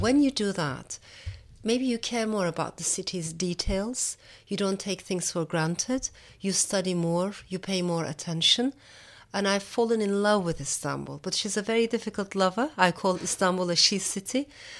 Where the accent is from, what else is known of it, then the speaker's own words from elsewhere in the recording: Strasbourg, Grand Est, France; born there; I did not grow up there. I wasn't born there. I was born in France, in Strasbourg.